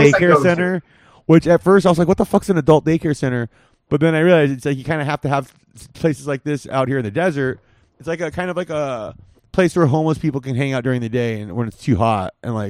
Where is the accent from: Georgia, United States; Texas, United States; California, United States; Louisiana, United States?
California, United States; growing up in California, never saw this.